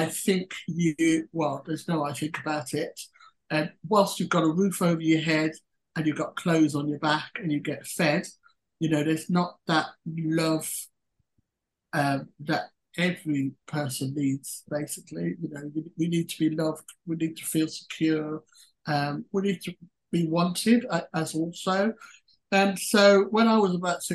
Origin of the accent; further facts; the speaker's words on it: Birmingham, West Midlands, United Kingdom; now in South West England, United Kingdom; I'm a British UK citizen, born and bred in, I'm a Brummie by nature, although I now live in the southwest.